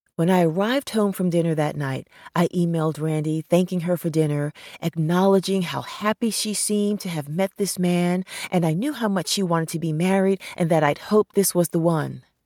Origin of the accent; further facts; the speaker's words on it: New York City, New York, United States; growing up in New York City